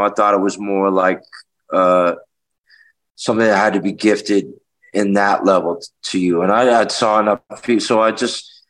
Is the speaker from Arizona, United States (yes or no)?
no; Washington, District of Columbia, United States; also born or lived in Memphis, Tennessee / Vernon, Texas; I grew up in Washington, D.C.